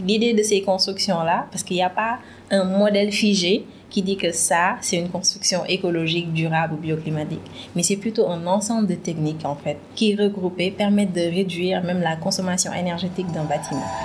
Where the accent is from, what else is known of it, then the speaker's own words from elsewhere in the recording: Thiès, Senegal; suis sénégalaise, j'ai principalement grandi à Chess